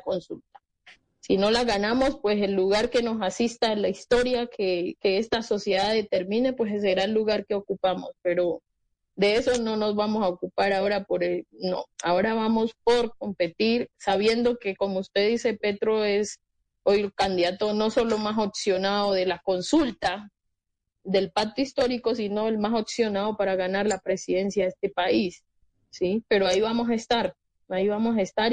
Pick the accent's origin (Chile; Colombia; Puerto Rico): Colombia